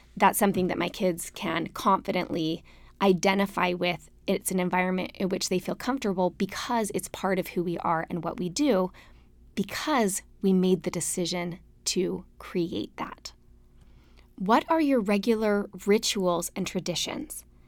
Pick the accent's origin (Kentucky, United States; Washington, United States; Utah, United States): Utah, United States; Salt Lake City; moved away as an adult; also born or lived in Austin, Texas; growing up in Salt Lake where you were always five minutes from a trail